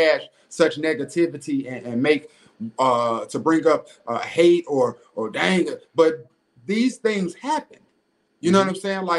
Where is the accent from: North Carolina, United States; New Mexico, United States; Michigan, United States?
North Carolina, United States; Greensboro; the Magnolia House in Greensboro that is right up the street from where I grew up in Cumberland Courts.